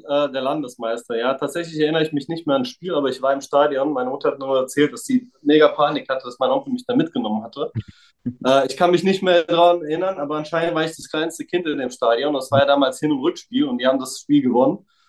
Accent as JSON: {"language": "German", "area": "Frankfurt area", "region": "Hesse", "country": "Germany", "tie": "born or raised there", "also_born_or_lived": "Serbia (former Yugoslavia)", "said": "also ich bin aus Raum Frankfurt, äh, Viertelstunde von Frankfurt entfernt, auch hier aufgewachsen, geboren tatsächlich nicht"}